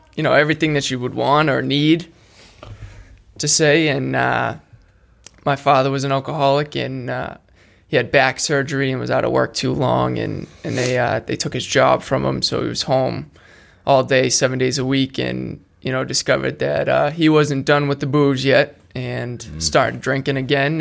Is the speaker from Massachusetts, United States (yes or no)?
yes; Attleboro, Massachusetts, United States; I grew up in Attleboro, Massachusetts.